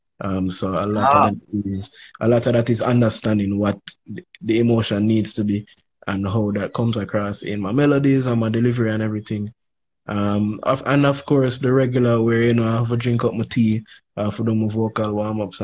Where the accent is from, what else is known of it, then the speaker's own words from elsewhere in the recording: Jamaica; We're both youths growing up in Jamaica.